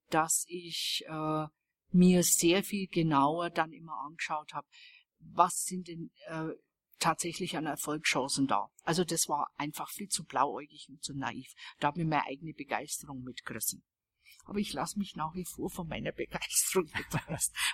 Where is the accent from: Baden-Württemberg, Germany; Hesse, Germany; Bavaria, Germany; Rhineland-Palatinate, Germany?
Bavaria, Germany; Weißenburg; Denn das ist in Franken eine der schönsten Gegenden Deutschlands. Es ist halt meine Heimatgegend. Und äh, das ist das fränkische Seenland. Weißenburg heißt die Stadt.